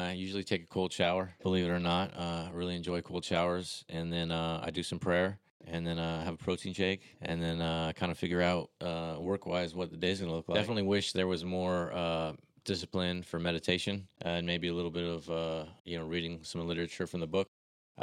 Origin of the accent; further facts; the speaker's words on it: Glendale, California, United States; I'm originally from Glendale, California